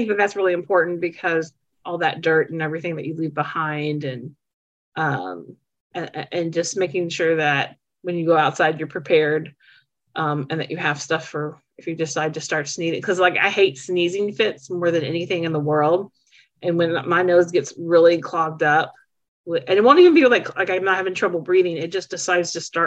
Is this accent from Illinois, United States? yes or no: no; Charleston, West Virginia, United States; now in Louisville, United States; I'm from Charleston, West Virginia